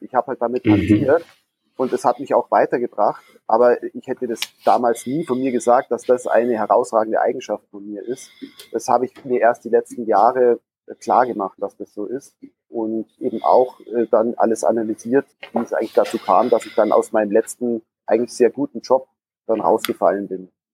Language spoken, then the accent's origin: German; Gröbenzell, Bavaria, Germany; bin im Münchner Westen aufgewachsen, in einem Örtchen namens Gröbenzell